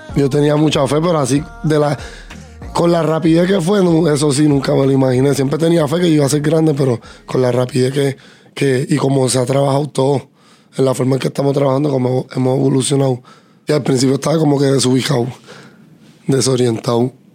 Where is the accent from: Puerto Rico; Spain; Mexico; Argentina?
Puerto Rico; somos puertorriqueños